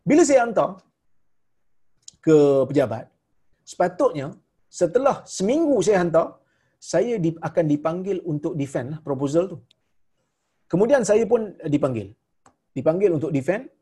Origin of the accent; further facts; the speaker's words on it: Malaysia; Saya orang Melayu dia orang Jordan.